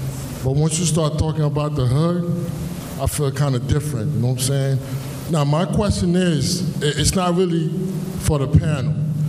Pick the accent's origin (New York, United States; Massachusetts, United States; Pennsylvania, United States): New York, United States; New York City; also born or lived in Haiti; I came from Haiti in 1985. I grew up on Crown Street and Nostrand. It was a very tough block